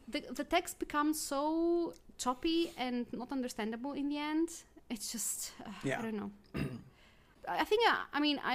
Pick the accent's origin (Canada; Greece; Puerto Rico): Greece; moved away; I grew up in Greece and we had lots and lots and lots of grammar from third grade all the way to the end of the Lyceum.